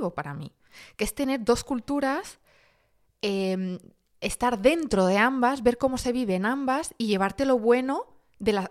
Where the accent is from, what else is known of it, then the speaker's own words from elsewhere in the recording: Madrid, Community of Madrid, Spain; moved away as an adult; now in France; Y yo de Madrid. Ah, vale, pero ¿de dónde? ¿De qué origen? Español.